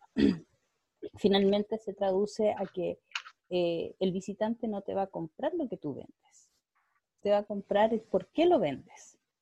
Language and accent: Spanish; Puerto Varas, Los Lagos, Chile; moved away as an adult; also born or lived in Santiago, Chile; crecí en el sur, crecí en Puerto Varas